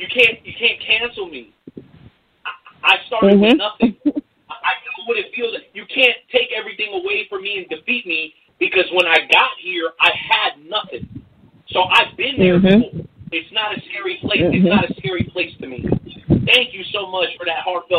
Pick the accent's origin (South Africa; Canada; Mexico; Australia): Mexico; I'm from the land of the sun, I'm a Mexican cat, I was born in Mexico